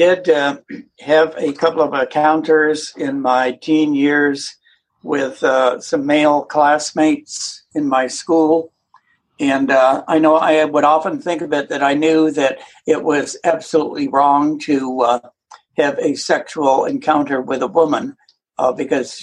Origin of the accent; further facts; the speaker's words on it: Vermont, United States; now in Atlanta, United States; I grew up in Vermont.